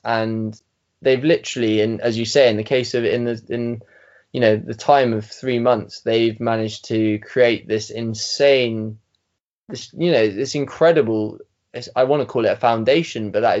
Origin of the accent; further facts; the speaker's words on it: England, United Kingdom; So obviously it made me sound like I might have been from Wales. But anyway, so I told him I was from England